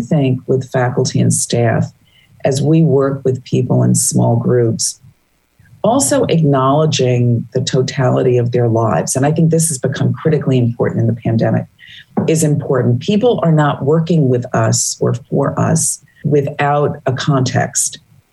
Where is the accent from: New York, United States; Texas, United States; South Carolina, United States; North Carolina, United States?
New York, United States; New York City; moved away as an adult; also born or lived in Boston, Massachusetts; I grew up in Brooklyn, New York